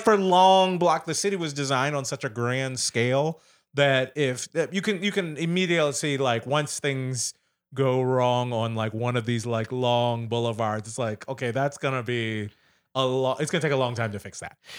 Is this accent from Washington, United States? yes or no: no; Kansas City, Missouri, United States; also born or lived in New York City area; now in New York City, United States; I'm originally from Kansas City, Missouri